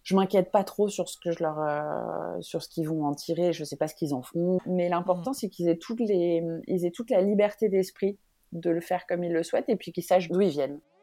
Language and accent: French; France; also born or lived in Benin; En tant que Française